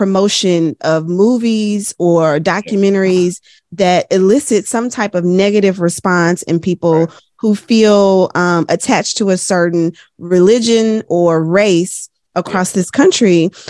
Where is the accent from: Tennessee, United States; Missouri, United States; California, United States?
Tennessee, United States; Memphis; I'm from Memphis.